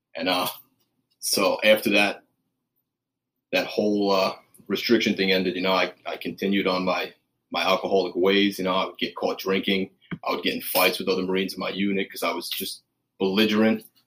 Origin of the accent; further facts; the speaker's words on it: New York, United States; I grew up in New York